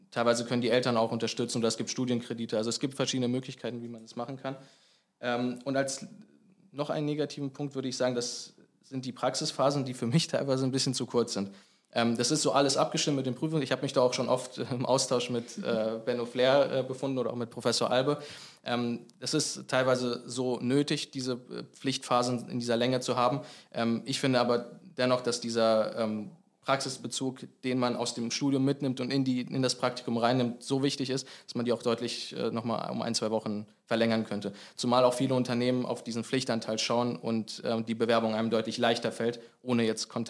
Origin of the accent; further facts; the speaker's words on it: Eschwege, Hesse, Germany; Also ich komme aus Eschwege, 40 Kilometer von hier.